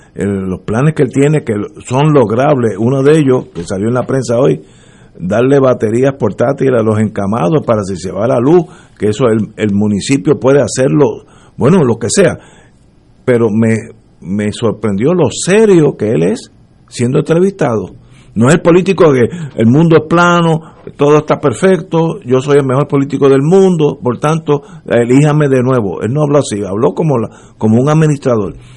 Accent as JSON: {"language": "Spanish", "country": "Puerto Rico", "said": "como puertorriqueño que soy"}